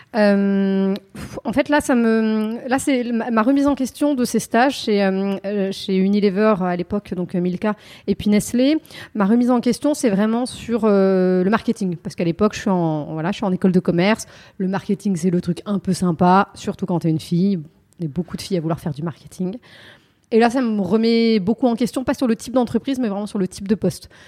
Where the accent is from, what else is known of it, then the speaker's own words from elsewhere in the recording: Yvelines, Île-de-France, France; j'ai grandi dans les Yvelines